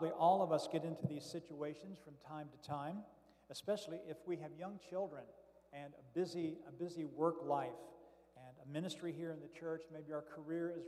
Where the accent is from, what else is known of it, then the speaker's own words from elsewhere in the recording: Florence, Kentucky, United States; I am from Florence, Kentucky, just south of Cincinnati, and your guest preacher today